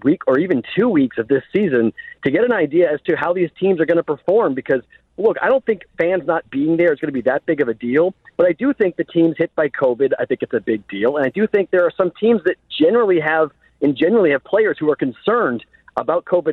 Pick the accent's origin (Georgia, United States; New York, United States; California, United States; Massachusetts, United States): Massachusetts, United States; Boston; I'm a Bostonian